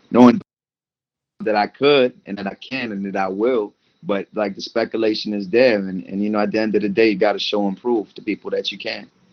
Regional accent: Maryland, United States; moved away as an adult; also born or lived in Paris, France / Washington, D.C. / Comoros; now in Brooklyn, United States; my family moved to uh, Maryland I was four. So I grew up in Maryland, and then I moved around Maryland and D.C. area

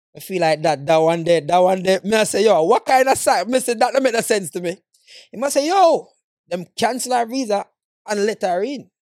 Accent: Jamaica; moved away; as a Jamaican man

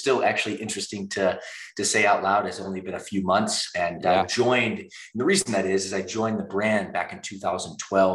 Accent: Midwest, United States; moved away as an adult; now in California, United States; We're both from the Midwest

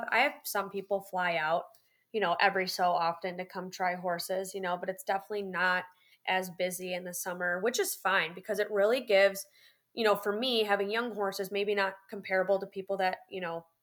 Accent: Florida, United States; I'm like, look, I'm from Florida and this is really cold.

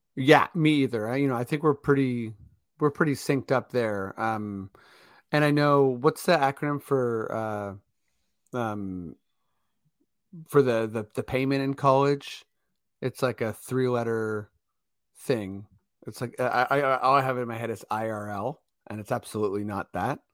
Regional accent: Canada; we're Canadian

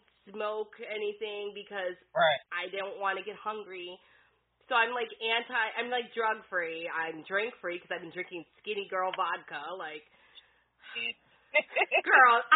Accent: Detroit, Michigan, United States; now in Florida, United States; I'm from Detroit

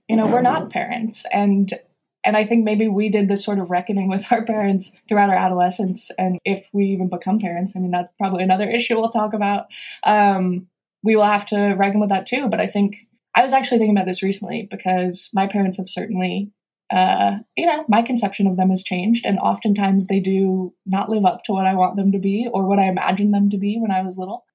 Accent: San Diego, California, United States; moved away as an adult; now in New York, United States; I'm from opposite part of California, um, San Diego.

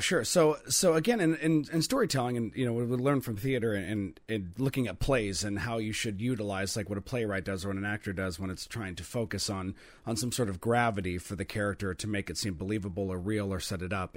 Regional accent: Oregon, United States; also born or lived in Eugene-Springfield area, Oregon; we're from Oregon, and I, I, I, you know, live in the Um, I guess you can say the Eugene Springfield area

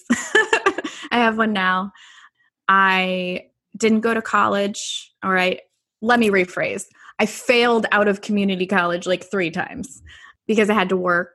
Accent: Richmond, California, United States; So I grew up in the Bay Area in California. So I grew up in Richmond, California.

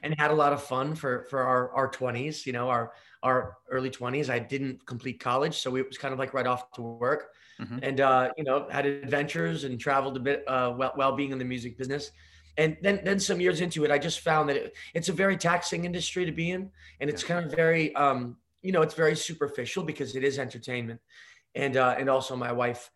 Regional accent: United States; I'm an American spirits entrepreneur

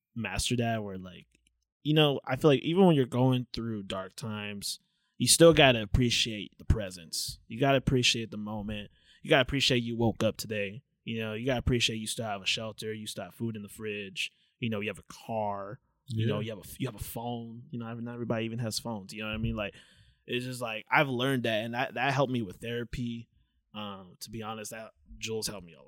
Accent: Anaheim, California, United States; we both grew up in Anaheim

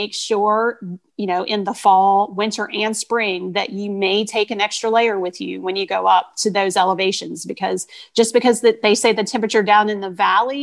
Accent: Richmond, Virginia, United States; I am from the Richmond area, so I have Richmond hikes there

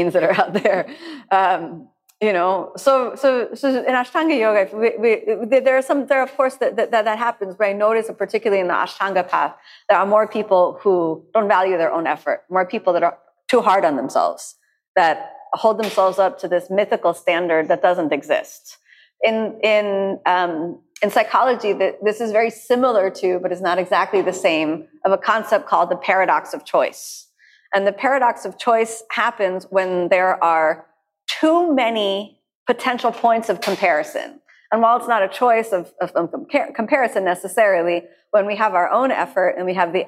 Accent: United States; I'm from the United States, so I grew up with this wall of peanut butter.

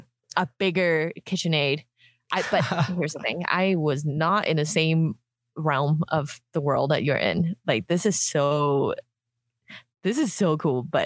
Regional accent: Hong Kong; moved away; I grew up in Hong Kong

